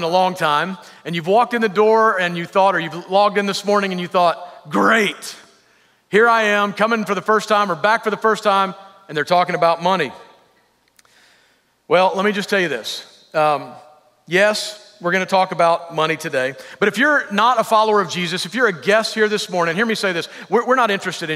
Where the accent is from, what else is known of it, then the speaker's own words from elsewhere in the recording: the South, United States; I'm from the South